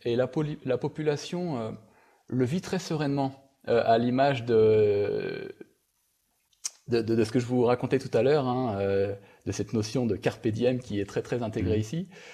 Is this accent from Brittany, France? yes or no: yes; Brittany, France; now in Ecuador; je suis breton d'origine